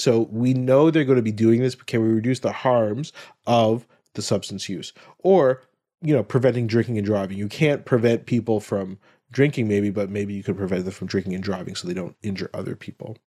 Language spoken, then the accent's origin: English; Ottawa, Ontario, Canada; grew up in Ottawa, my hometown